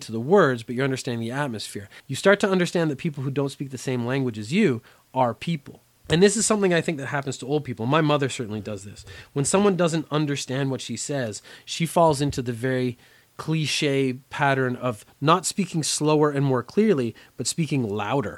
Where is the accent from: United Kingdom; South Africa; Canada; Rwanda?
Canada; also born or lived in Korea; I grew up in Canada, so I had about 12 years of French education